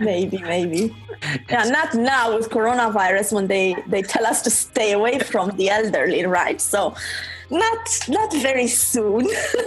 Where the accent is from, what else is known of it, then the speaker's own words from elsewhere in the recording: Romania; moved away as an adult; I'm from Romania, yeah. I was born there. Spent the first 27 years of my life there.